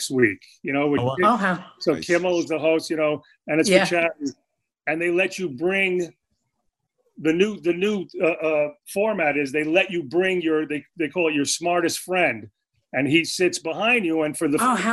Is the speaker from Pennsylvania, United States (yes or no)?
no; New York City, New York, United States; moved away as an adult; also born or lived in Middle Village, Queens; now in Los Angeles, United States; I grew up in Forest Hills